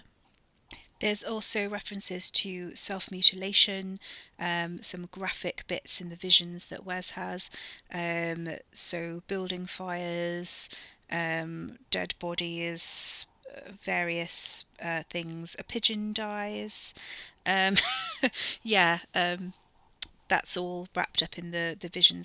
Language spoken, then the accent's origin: English; South Wales, United Kingdom; accent: South Welsh; if I try and do any accent, it generally comes out as South Welsh